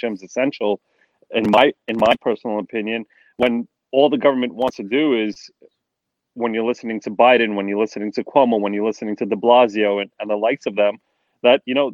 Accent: New York City, New York, United States; now in New Jersey, United States; I'm from born and raised in Brooklyn, but live in New Jersey

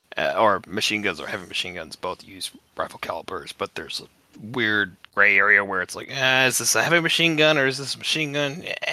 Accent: United States; I'm American

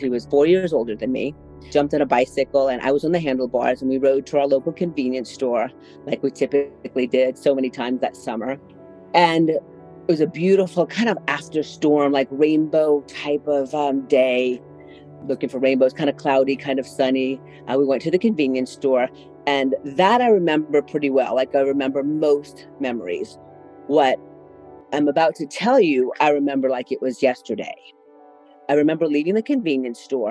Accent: New Orleans, Louisiana, United States; moved away as an adult; also born or lived in Metairie, Louisiana; now in Austin, United States; I was born and raised in New Orleans, Louisiana, and moved away when it was time for college

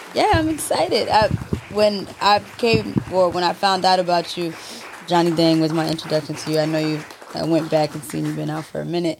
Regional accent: Maryland, United States; now in New York, United States; I'm from Maryland.

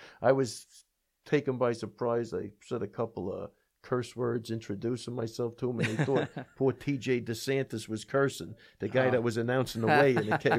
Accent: Oklahoma City, Oklahoma, United States; Hey, where are you from? Tulsa? I said, no, I'm from Oklahoma City.

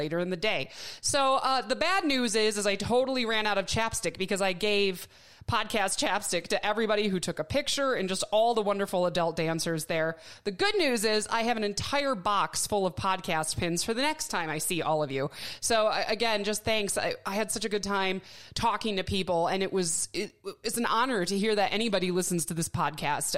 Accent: Milwaukee, Wisconsin, United States; now in Tucson, United States; I'm from Milwaukee as well. I live in Tucson now.

